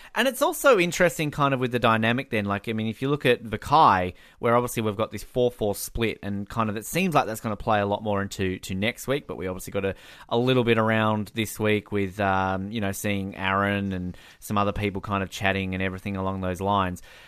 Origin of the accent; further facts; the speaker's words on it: Tasmania, Australia; Tasmania on it, the state where I'm from